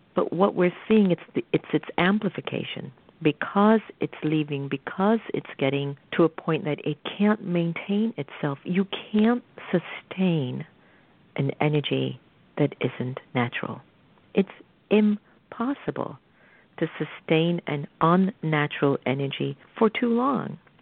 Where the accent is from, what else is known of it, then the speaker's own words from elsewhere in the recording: United States; as an American